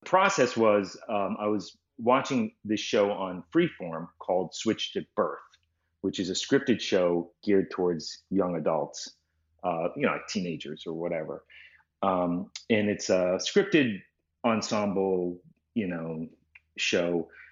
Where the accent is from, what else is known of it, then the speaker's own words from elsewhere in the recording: Boston, Massachusetts, United States; I grew up in Boston, just outside of Boston.